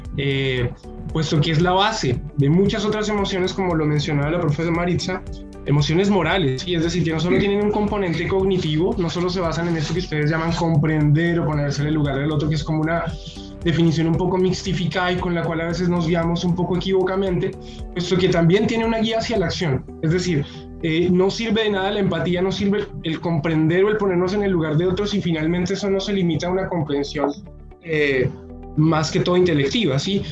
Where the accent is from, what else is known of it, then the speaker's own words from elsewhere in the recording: Colombia; moved away; allí en Colombia, eh, de donde vengo yo